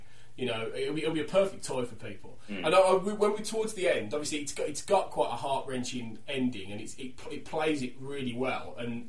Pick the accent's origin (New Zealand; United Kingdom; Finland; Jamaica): United Kingdom; Wolverhampton, West Midlands; because we're from Wolverhampton.